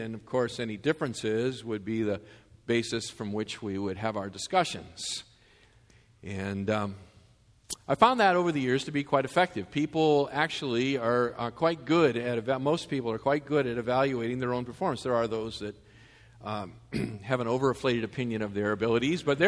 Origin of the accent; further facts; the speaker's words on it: Massachusetts, United States; I grew up in Massachusetts, and those R's, they attach themselves